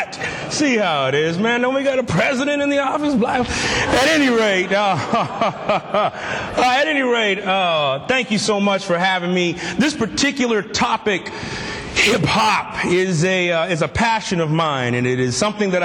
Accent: Southern California, United States; I'm actually from Southern California

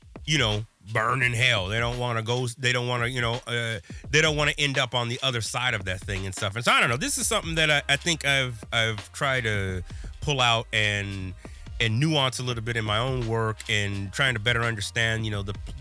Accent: Midwest, United States; here I am as a Midwesterner

